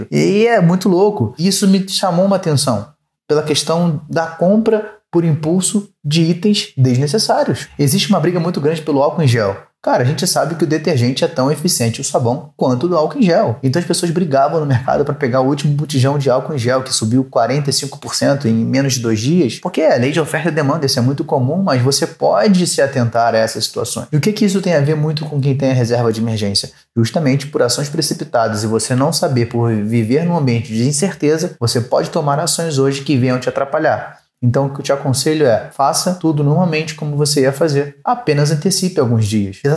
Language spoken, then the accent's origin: Portuguese; São Paulo, Brazil; Para quem não sabe, eu sou aqui da cidade de São Paulo